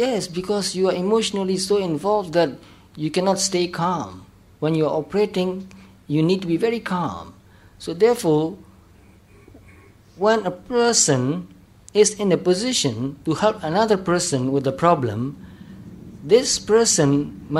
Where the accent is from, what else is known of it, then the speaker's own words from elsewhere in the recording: Myanmar; Especially in Myanmar, in our country, there are monasteries and pagodas